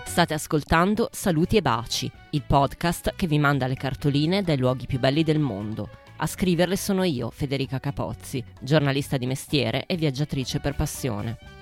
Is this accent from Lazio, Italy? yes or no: no; Paderno Dugnano, Lombardy, Italy; Se mi chiedete dove sono cresciuta, vi rispondo a Calderara di Paderno Dugnano, in mezzo al nulla.